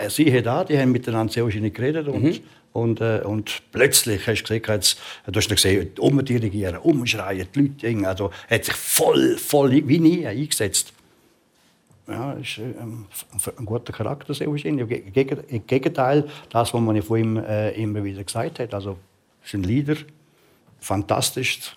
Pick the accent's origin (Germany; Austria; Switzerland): Switzerland; ich bin Schweizer